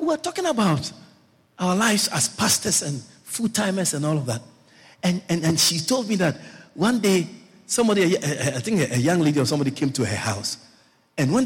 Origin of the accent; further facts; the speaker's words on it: Kumasi, Ashanti, Ghana; moved away; I grew up in Kumasi.